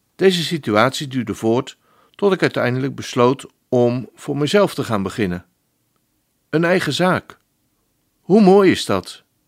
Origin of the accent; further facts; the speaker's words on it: Netherlands; als een echte Nederlander